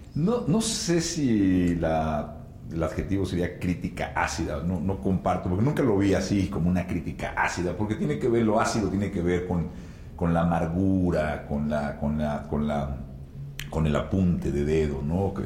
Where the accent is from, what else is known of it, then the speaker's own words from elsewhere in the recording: Mexico; como mexicanos